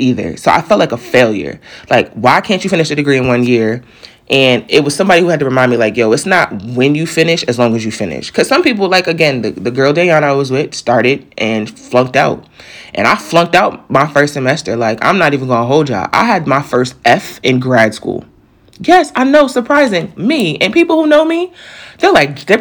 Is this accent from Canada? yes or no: no; New York, United States; moved away as an adult; now in Delaware, United States; I'm from New York